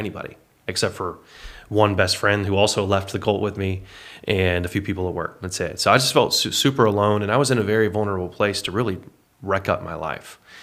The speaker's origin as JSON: {"language": "English", "town": "Paris", "region": "Texas", "country": "United States", "tie": "born or raised there", "also_born_or_lived": "Indiana / Oklahoma City / Arlington, Texas", "said": "I was raised in Paris, Texas, from two thousand one to two thousand seven, or nineteen ninety-nine to two thousand seven as a boy"}